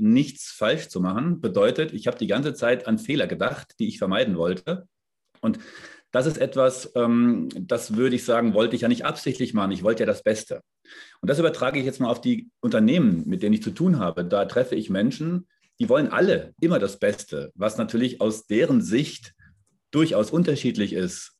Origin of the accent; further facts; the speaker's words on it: Darmstadt, Hesse, Germany; also born or lived in Frankfurt / Munich; now in south of Munich, Germany; Ich bin in Darmstadt geboren, also ich bin eigentlich Hesse, lebe jetzt hier südlich von München